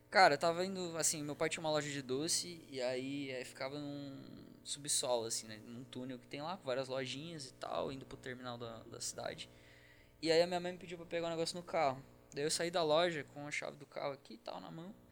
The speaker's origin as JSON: {"language": "Portuguese", "region": "Santa Catarina", "country": "Brazil", "said": "Eu sou do Sul, mano."}